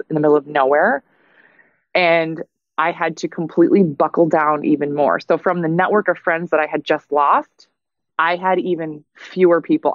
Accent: Minnesota, United States; moved away; I'm looking at moving back to my home state of Minnesota

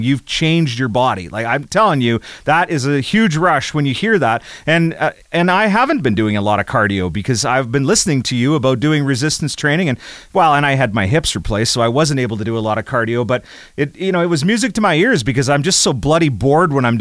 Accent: Rosetown, Saskatchewan, Canada; I'm from Rosetown, Saskatchewan, Canada

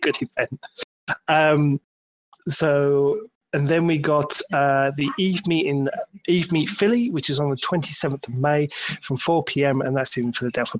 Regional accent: United Kingdom; I'm a Brit

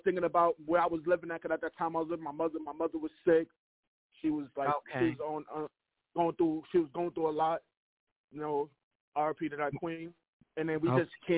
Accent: New York City, New York, United States; also born or lived in Harlem, New York; Harlem, New York, but I'm originally from Canarsie

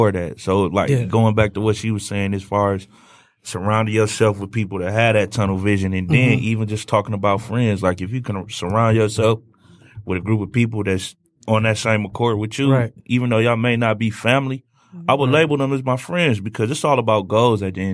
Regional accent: Ann Arbor, Michigan, United States; also born or lived in New York; I'm from Ann Arbor

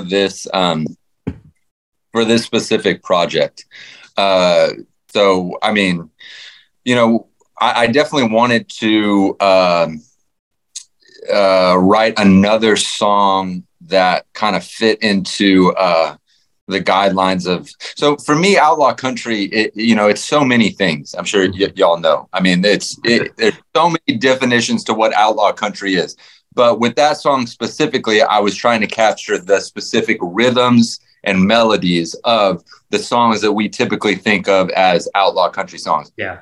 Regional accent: Fort Worth, Texas, United States; I grew up in the suburbs, you know, uh, but just being in Fort Worth

